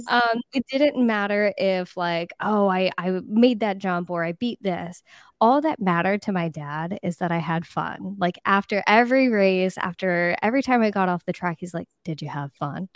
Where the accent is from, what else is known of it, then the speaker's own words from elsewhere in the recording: East Coast of Florida, United States; I grew up in a small town on the East Coast of Florida.